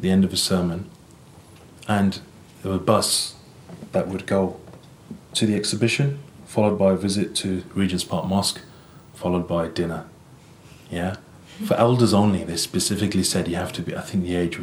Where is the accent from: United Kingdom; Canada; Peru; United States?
United Kingdom; Birmingham, West Midlands; I was born and raised in England, the city of Birmingham